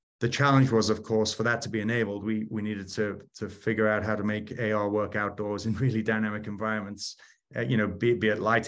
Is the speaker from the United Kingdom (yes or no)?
yes; United Kingdom; now in United States; Started out as a Brit pilot and then came over to the US